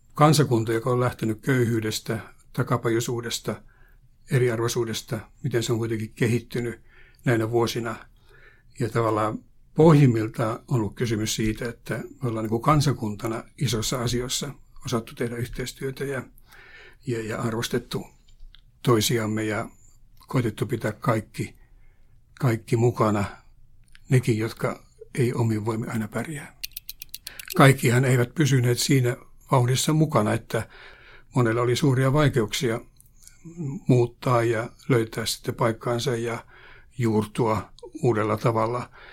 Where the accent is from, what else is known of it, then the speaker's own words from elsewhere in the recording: Pihtipudas, Central Finland, Finland; moved away; Mä olen kotoisin Pihtiputaalta ja haluan mainita tämän sen takia, että Pihtipudas oli minun lapsuudessa ja nuoruudessa